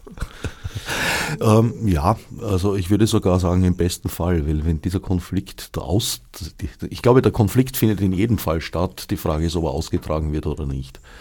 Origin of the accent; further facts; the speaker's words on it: Vienna, Austria; das war am Stadtrand, wo ich aufgewachsen bin